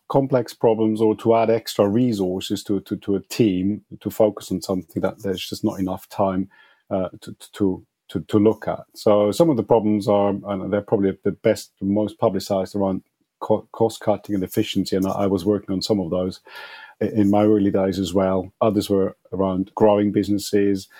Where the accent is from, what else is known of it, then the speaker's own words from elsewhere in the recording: Switzerland; moved away as an adult; now in United Kingdom; I'm from Switzerland.